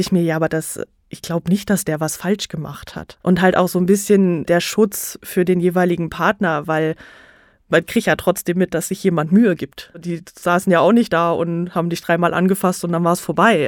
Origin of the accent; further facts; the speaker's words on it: North Rhine-Westphalia, Germany; now in Nuremberg, Germany; ich komme ursprünglich auch aus NRW, dem mhm. schönen NRW, wohne in Nürnberg jetzt